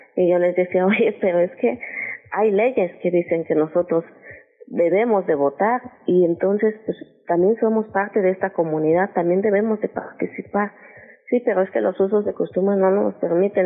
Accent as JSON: {"language": "Spanish", "town": "Ocotequila", "region": "Guerrero", "country": "Mexico", "said": "mi, comunidad se llama Ocotequila, como lo acabas de mencionar, Ocotequila, municipio de Copanatoyac. Aquí en Guerrero"}